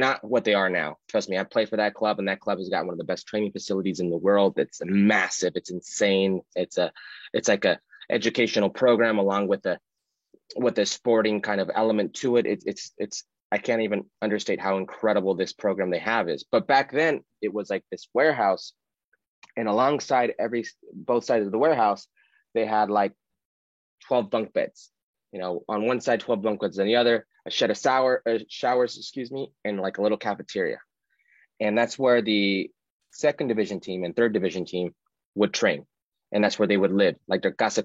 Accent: Southern Nevada, United States; I grew up in Southern Nevada, and in Southern Nevada, I playing club soccer

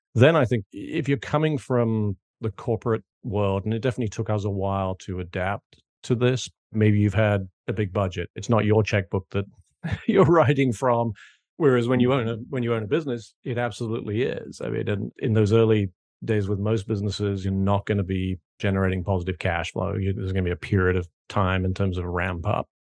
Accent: United Kingdom; moved away as an adult; also born or lived in New York / Hong Kong; now in South Carolina, United States; as you can probably tell from my accent, not originally from South Carolina, where I now live, but grew up and went to school in the U K

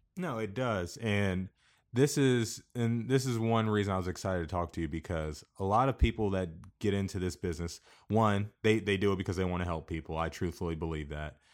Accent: Kansas, United States

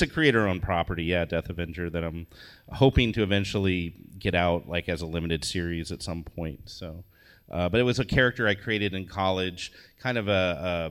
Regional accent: Indianapolis, Indiana, United States; moved away; I'm from Indiana originally. I grew up in Indianapolis

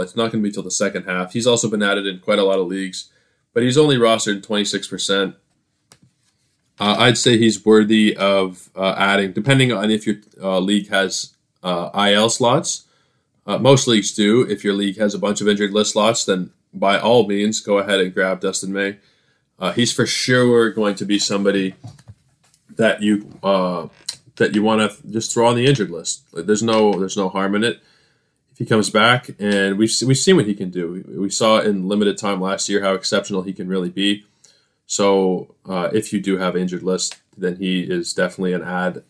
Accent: Canada; I am Canadian content

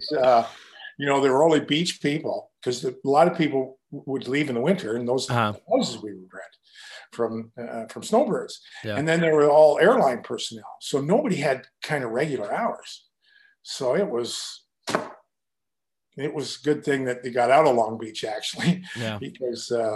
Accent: Kitchener, Ontario, Canada; my first training camp was in my hometown.

